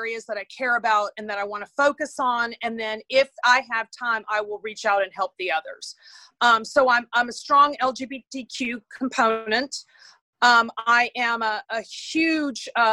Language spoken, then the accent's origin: English; Houston, Texas, United States; I grew up in Houston, Texas.